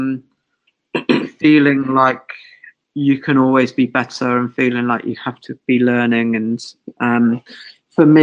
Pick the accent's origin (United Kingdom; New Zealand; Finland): United Kingdom; England; I'm English.